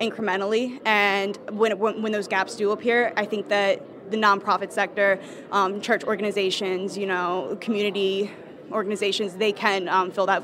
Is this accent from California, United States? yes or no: no; Delaware, United States; moved away; I'm from Kutztown University, originally from Delaware